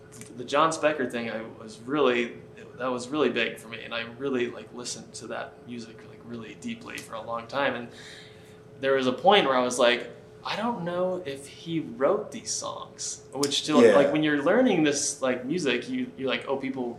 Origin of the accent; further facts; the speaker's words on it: Connecticut, United States; I grew up in Connecticut